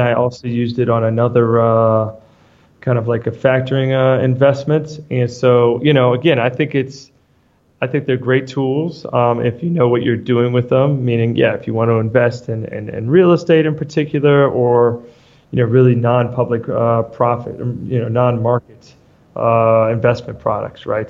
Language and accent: English; New York, United States; moved away as an adult; also born or lived in Argentina; I'm from New York originally.